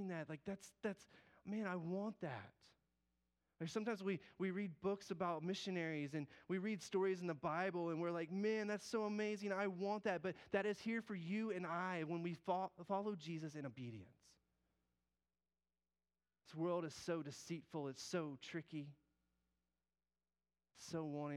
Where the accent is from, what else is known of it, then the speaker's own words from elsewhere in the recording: the South, United States; I might say that country, tern, because I'm from the South